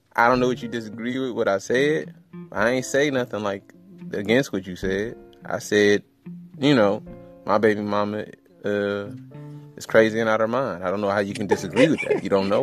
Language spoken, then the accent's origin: English; Detroit, Michigan, United States; I'm from Detroit.